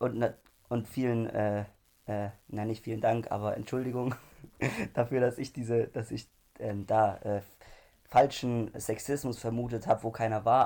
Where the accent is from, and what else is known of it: Germany